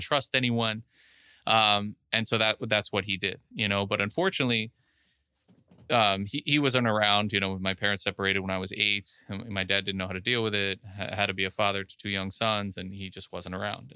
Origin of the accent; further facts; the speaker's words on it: Miami Beach, Florida, United States; I was actually born and raised in Miami Beach